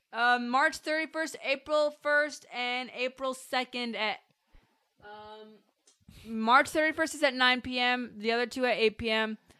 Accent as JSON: {"language": "English", "country": "United States", "said": "I'm American."}